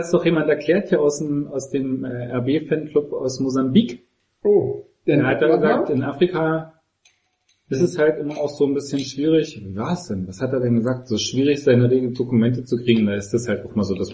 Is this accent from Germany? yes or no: no; Austria; Als Österreicher fand ich nicht so lustig, aber.